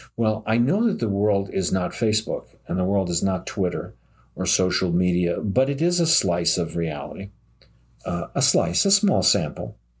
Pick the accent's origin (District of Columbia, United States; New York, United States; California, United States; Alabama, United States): New York, United States; New York City; now in upstate New York, United States; I grew up in New York City and I live in upstate New York